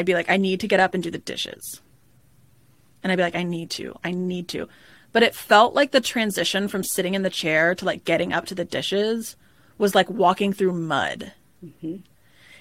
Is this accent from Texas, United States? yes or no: yes; Dallas, Texas, United States; I'm from Dallas, Texas, and we never get any snow